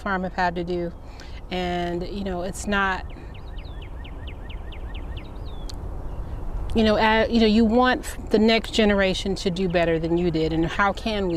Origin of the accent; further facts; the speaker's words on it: Cleveland, Ohio, United States; growing up in Cleveland